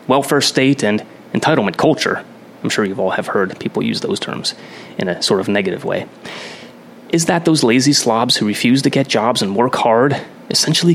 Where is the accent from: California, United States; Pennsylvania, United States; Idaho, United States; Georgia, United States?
Pennsylvania, United States; I grew up in Pennsylvania all my life, central PA and northeastern PA